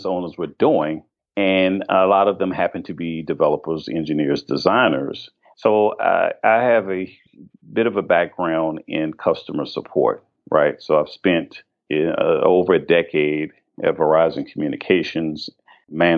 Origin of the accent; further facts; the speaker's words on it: Washington, District of Columbia, United States; I actually was born and raised in the District of Columbia